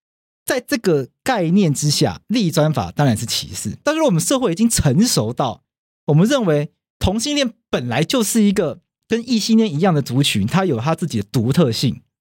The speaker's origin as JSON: {"language": "Chinese", "country": "Taiwan", "said": "因为我们台湾人从小到大学"}